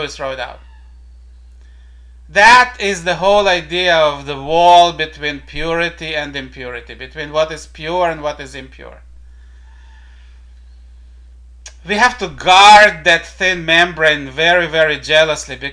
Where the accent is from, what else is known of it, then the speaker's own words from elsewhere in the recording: Israel; my home country of Israel